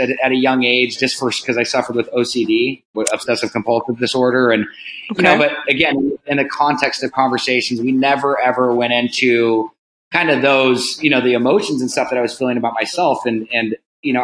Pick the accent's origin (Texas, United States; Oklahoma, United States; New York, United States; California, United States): California, United States; Laguna Beach; grew up in Laguna Beach, California. Born and raised, you know, a Southern California boy